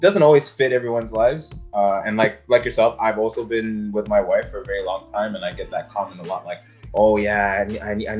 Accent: Sudan; I come from Sudan

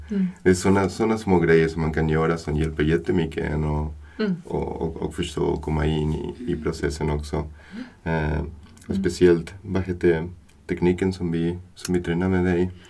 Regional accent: Buenos Aires, Argentina; Swedish is a second language; moved away as an adult; now in Sweden; Jag är från Argentina, mm. från Buenos Aires, Argentina. Mm. Och har kommit eh, till Sverige, har flyttat till Sverige 2011 mm. som, som vuxen.

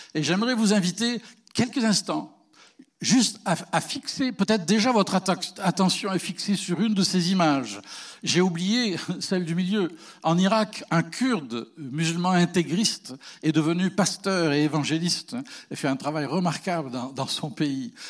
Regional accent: France; now in Canada; chez nous, en Europe

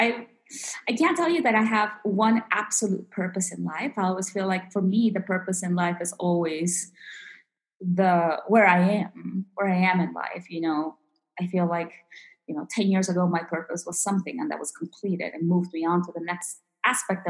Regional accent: DC area of Virginia, United States; moved away as an adult; also born or lived in Peru / Utah; I was born in Peru and grew up in the DC area of Virginia here in the United States

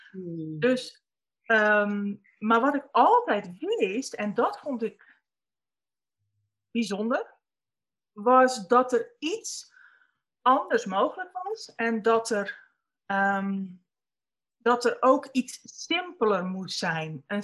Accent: North Holland, Netherlands; born there; Dat weet ik niet. Dat is of op meer of Spanbroek.

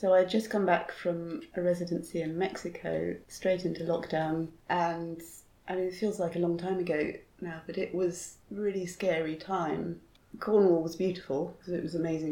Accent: Malaysia; I grew up in Malaysia, so we did snorkeling a lot as a child

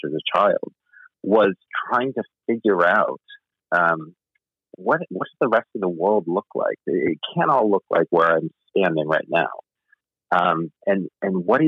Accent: Rotterdam, New York, United States; A small town outside of Albany, New York, called Rotterdam

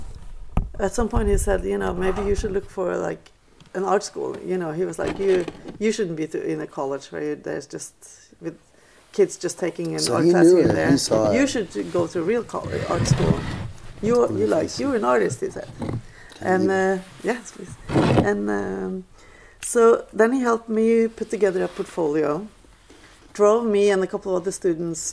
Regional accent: Oslo, Norway; first language Norwegian; English is a second language; moved away as an adult; also born or lived in New Jersey / New York; I grew up in Oslo

